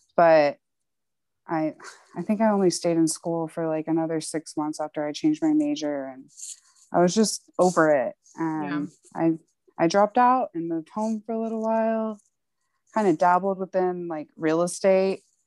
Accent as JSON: {"language": "English", "town": "McAllen", "region": "Texas", "country": "United States", "tie": "born or raised there", "also_born_or_lived": "South Padre Island, Texas / Houston, Texas", "moved": "as an adult", "lives_now": "Austin, United States", "said": "I'm actually from McAllen in South Padre Island. I spent my school years in McAllen and then the summers in South Padre"}